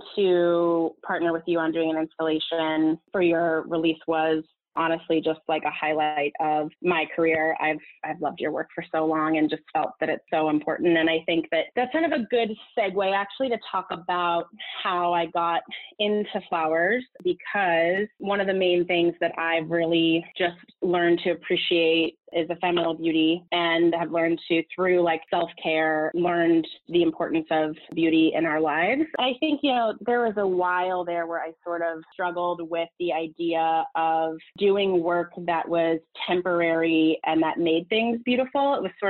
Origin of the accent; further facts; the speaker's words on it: California, United States; also born or lived in Los Angeles; now in New York, United States; I'm from Southern California and had moved to LA and had spent about seven, 8 years in LA working in the industry.